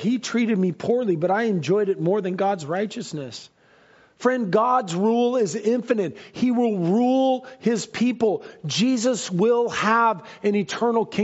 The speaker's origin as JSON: {"language": "English", "country": "United States", "said": "I love America, and I love being American"}